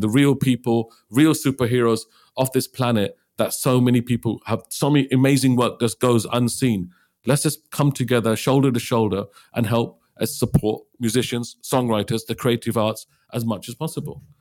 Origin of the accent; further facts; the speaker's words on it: Liverpool, North West England, United Kingdom; I'm from Liverpool. My father came to Liverpool from India in nineteen sixty-four